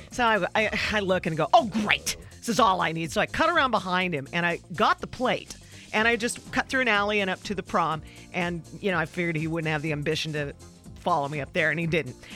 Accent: Seaside, Oregon, United States; I was in Seaside, my hometown, where I've been running all my life

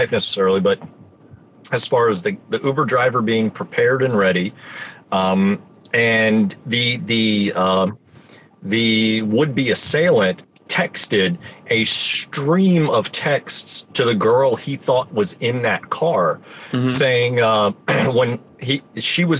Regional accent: Florida, United States; now in Indiana, United States; I was born and raised in Florida, and that's my home. As a native Floridian

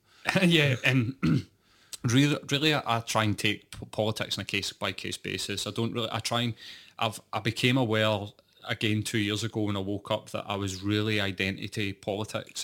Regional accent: Scotland, United Kingdom; I was working class and I was from Scotland

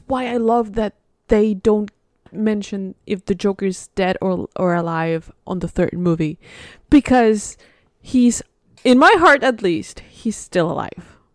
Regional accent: Spain; moved away; I'm from Spain

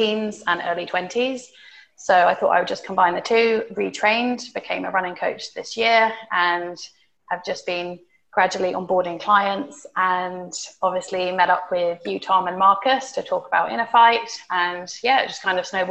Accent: United Kingdom; moved away as an adult; also born or lived in United States; now in Dubai, United Arab Emirates; I am from the UK and have lived in Dubai for almost a year now

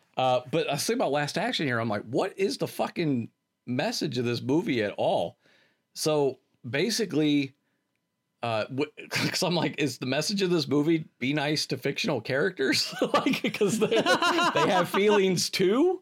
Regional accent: Akron, Ohio, United States; growing up in Akron, there was a theater

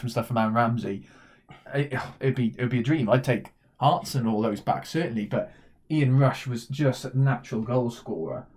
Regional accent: Welsh, Wales, United Kingdom; we are Welsh

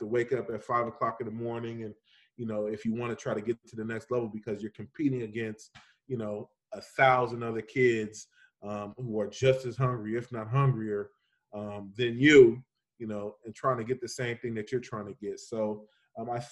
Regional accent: Bakersfield, California, United States; Bakersfield, where in my hometown

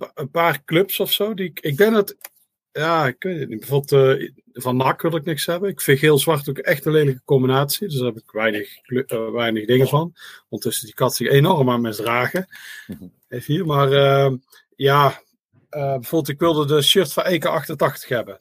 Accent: Netherlands; als Nederlander

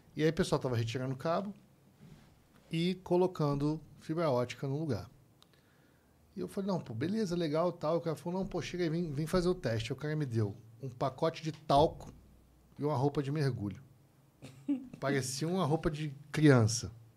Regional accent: Rio de Janeiro, Brazil; sou carioca

